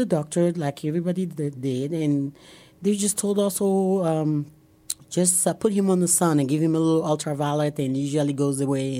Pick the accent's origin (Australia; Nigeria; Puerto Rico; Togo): Togo; moved away as an adult; now in Omaha, United States; And I come from Togo. T-O-G-O is on the west coast of Africa.